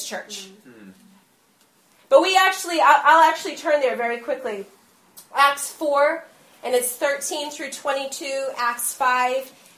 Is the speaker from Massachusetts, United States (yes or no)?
yes; Massachusetts, United States; I'm from Massachusetts